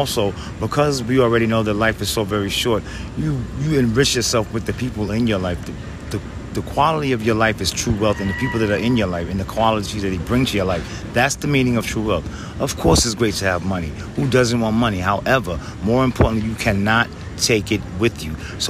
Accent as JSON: {"language": "English", "town": "New York City", "region": "New York", "country": "United States", "said": "I'm from the Bronx"}